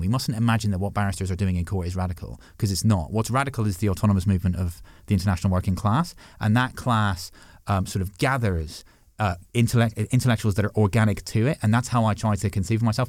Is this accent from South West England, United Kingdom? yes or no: no; Six Counties, Northern Ireland, United Kingdom; also born or lived in Dublin, Ireland; now in London, United Kingdom; I grew up, I grew up in the Six Counties